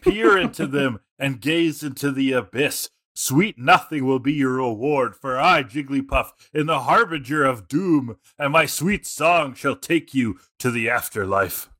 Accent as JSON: {"language": "English", "country": "Canada", "said": "as a Canadian"}